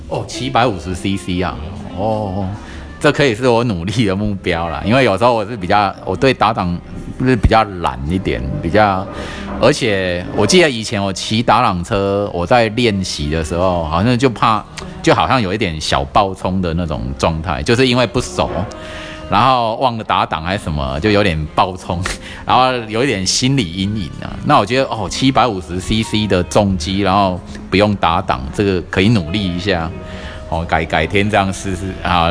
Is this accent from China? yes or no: no; southern Taiwan, Taiwan; 我们南部人